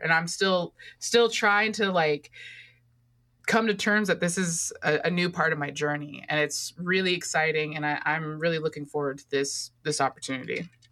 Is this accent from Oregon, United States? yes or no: yes; Oregon, United States; That's my home state